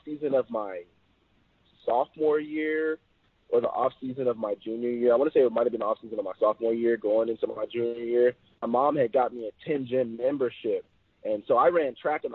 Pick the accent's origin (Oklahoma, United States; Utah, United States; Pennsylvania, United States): Oklahoma, United States; I did grow up in Oklahoma